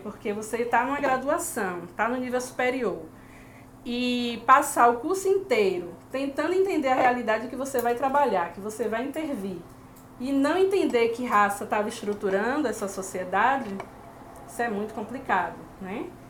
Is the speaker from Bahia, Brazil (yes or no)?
yes; Salvador, Bahia, Brazil; moved away as an adult; also born or lived in Lisbon, Portugal; a cidade que eu venho, que é Salvador, localizada no nordeste do Brasil